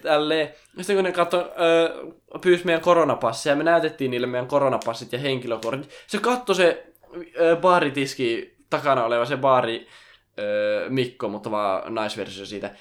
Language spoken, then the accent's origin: Finnish; Finland; mä oon Suomesta